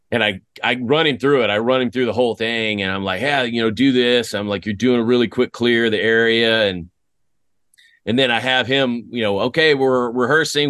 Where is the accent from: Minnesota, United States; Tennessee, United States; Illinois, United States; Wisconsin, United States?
Tennessee, United States; West; moved away; also born or lived in Greece / Fort Riley, Kansas / Germany; I grew up in West Tennessee